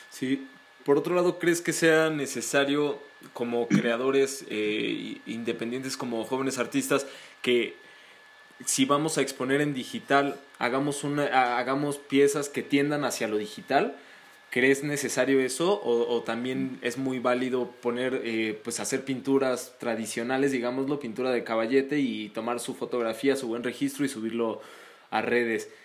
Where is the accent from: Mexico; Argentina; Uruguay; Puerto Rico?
Mexico; a nosotros como mexicanos y como latinoamericanos